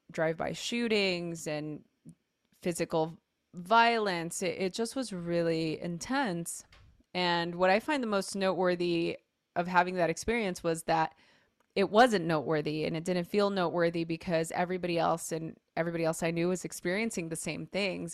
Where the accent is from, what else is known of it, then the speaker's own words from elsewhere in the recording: Los Angeles, California, United States; I grew up in East L